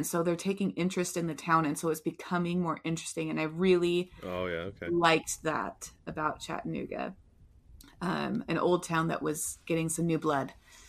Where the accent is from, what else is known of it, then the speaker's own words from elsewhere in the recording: Manchester, North West England, United Kingdom; And then I moved from Manchester and I lived in Liverpool for a little while, and I loved Liverpool.